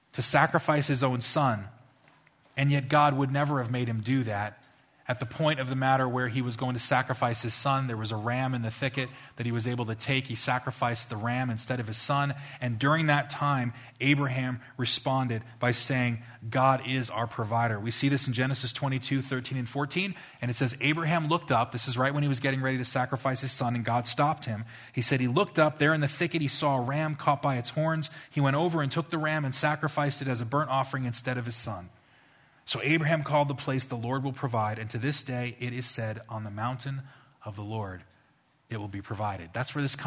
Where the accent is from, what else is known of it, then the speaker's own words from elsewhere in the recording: New Jersey, United States; I'm from New Jersey